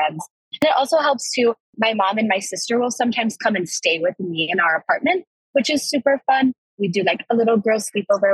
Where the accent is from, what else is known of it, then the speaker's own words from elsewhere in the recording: Evergreen, Colorado, United States; Being from Colorado, I'm from Evergreen, Colorado, which is about like an hour, hour and a half away from here.